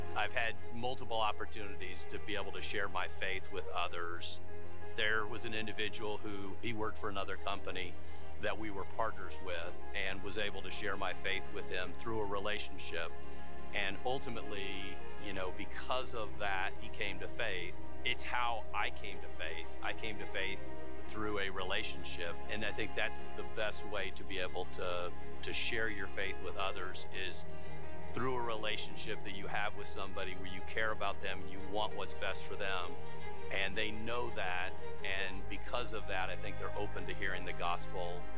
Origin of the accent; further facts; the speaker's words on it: California, United States; I grew up in California and I did not grow up in a Christian